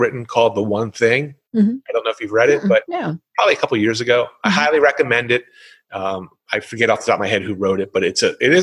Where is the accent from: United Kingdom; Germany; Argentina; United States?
United States; Philadelphia, Pennsylvania; accent: Philly; I'm from the Philadelphia area, so no one wanted to hear my Philly accent for an hour.